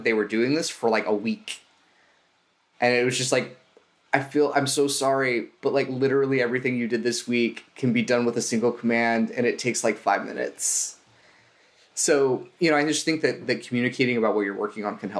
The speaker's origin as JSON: {"language": "English", "region": "Southern California", "country": "United States", "said": "I'm from Southern California."}